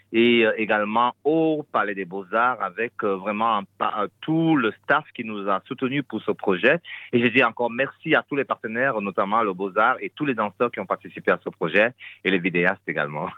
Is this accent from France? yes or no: no; Fang of South Cameroon, Cameroon; also born or lived in Belgium; now in Brussels, Belgium; je suis originaire des Fans du Sud Cameroun